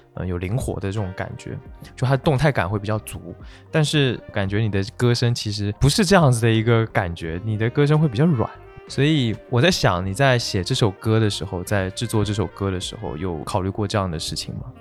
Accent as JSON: {"language": "Chinese", "town": "Kunshan", "region": "Jiangsu", "country": "China", "tie": "born or raised there", "said": "我小时候是在昆山，你知道吗？其实它不在，也算苏州了吧，但它离苏州市还是有点距离"}